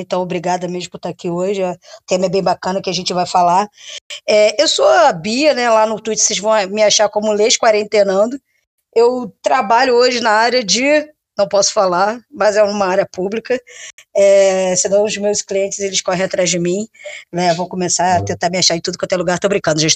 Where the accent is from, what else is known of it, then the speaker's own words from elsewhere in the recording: Niterói, Rio de Janeiro, Brazil; accent: Niteroiense; eu sou de Niterói. Até o meu sotaque já fala que eu sou de niteroense